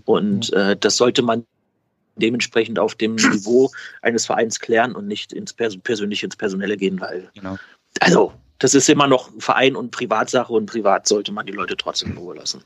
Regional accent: Berlin, Germany; moved away; Das kann ich als Berliner sagen

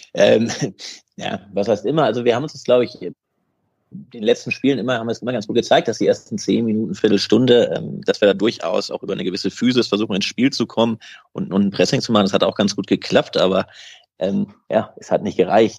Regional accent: Bad Zwischenahn, Lower Saxony, Germany; Ich komme eigentlich aus Bad Zwischenahn.

